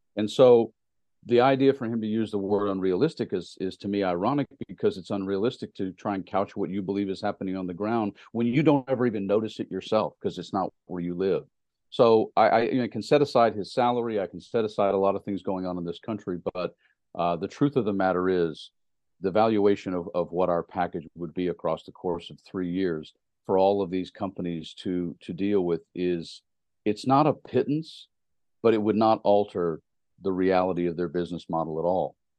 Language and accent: English; Tennessee, United States; moved away; I'm from Tennessee